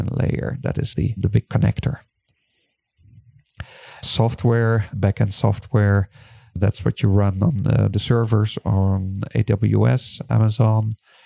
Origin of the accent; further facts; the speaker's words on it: Netherlands; now in Taiwan; I'm from Holland